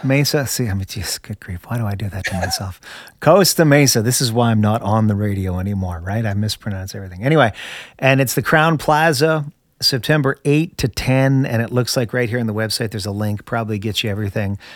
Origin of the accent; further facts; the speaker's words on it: Canada; now in United States; I'm originally from Canada, my friend. I'm okay. Canadian. Of course, I'm a Canadian American now